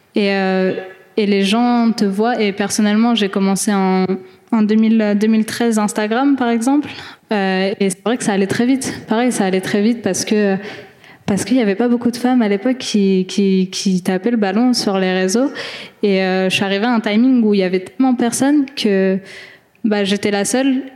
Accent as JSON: {"language": "French", "country": "France", "said": "en tant que Française algérienne"}